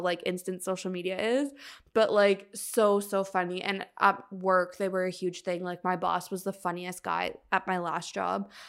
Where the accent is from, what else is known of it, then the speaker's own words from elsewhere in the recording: Canada; we're Canadian